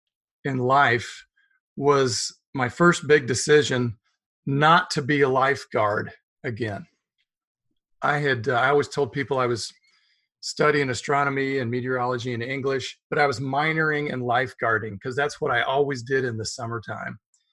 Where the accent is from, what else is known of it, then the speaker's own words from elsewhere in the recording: Wichita, Kansas, United States; also born or lived in Hattiesburg, Mississippi; I was born in Hattiesburg, Mississippi. And now let's not go that far back. I grew up in Wichita.